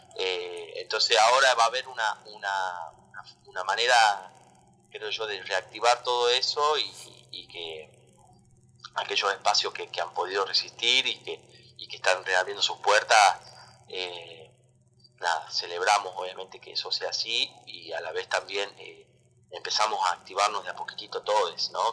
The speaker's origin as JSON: {"language": "Spanish", "region": "Tucumán", "country": "Argentina", "moved": "yes", "said": "yo soy de allá de Tucumán."}